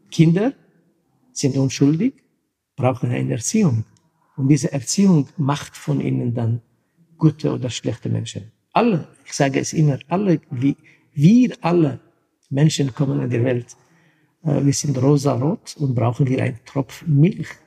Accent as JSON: {"language": "German", "country": "Syria", "tie": "born or raised there", "moved": "yes", "said": "es ist von meiner Kindheit als Kurde, wo ich ähm, in Syrien Kurdistan geboren bin. Meine Mutter kommt aus türkischen Teil Kurdistans, Vater aus syrischen Teil."}